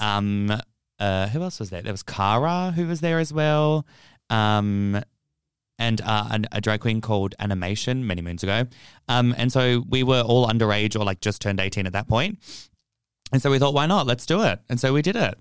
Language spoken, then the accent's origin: English; Fremantle, Western Australia, Australia; I'm from Freo